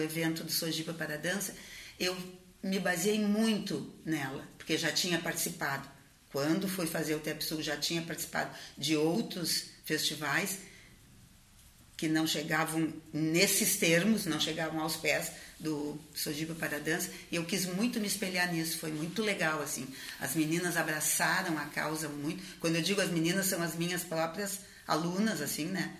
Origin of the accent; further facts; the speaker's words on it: Rio Grande, Rio Grande do Sul, Brazil; A Ipiranga é uma é uma refinaria né, de petróleo da minha cidade, é de Rio Grande